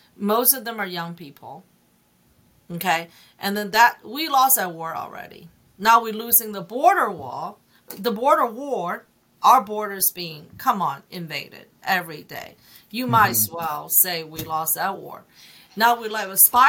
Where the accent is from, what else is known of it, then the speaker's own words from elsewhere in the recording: China; English is a second language; also born or lived in Hong Kong; now in United States; I grew up in China